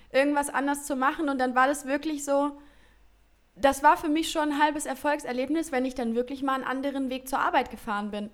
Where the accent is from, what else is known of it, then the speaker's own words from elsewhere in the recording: Heinsberg, North Rhine-Westphalia, Germany; du gebürtig aus Heinsberg kommst und die Nähe zu den Niederlanden hast